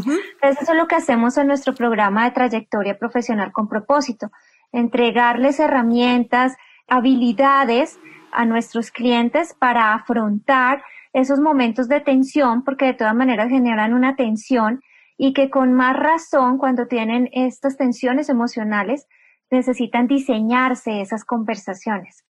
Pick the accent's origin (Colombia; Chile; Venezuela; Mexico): Colombia; Bogotá; yo soy una mujer colombiana, nací en la capital de Colombia, en Bogotá